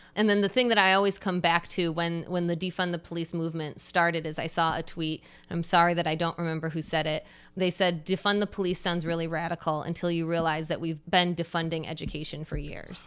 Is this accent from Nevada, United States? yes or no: no; Michigan, United States; moved away as an adult; also born or lived in New York City; I moved back to my home state of Michigan and I'm in Ann Arbor, Michigan now after 15 years of living in New York City